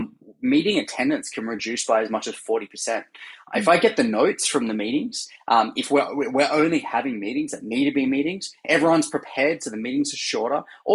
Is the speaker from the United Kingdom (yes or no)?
no; Australia; now in San Francisco, United States; So I'm originally Australian, as you can hear, and now based in San Francisco.